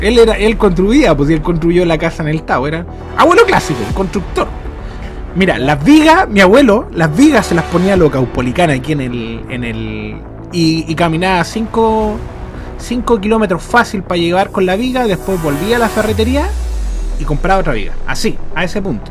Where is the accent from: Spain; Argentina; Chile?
Chile; yo nací en Chile